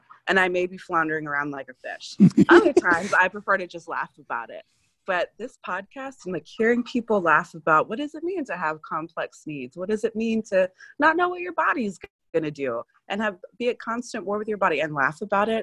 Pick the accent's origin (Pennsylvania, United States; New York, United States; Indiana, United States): Pennsylvania, United States; Philadelphia; I'm from Philadelphia